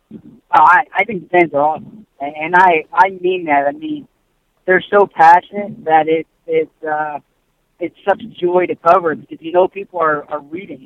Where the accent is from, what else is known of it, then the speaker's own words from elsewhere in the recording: Philadelphia, Pennsylvania, United States; also born or lived in New York; my hometown Philly. My family's in Philly